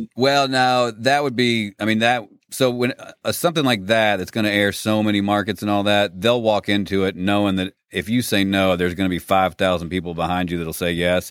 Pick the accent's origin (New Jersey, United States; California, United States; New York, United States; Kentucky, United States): Kentucky, United States; Lexington; I grew up in Lexington, Kentucky, and graduated from Tate's Creek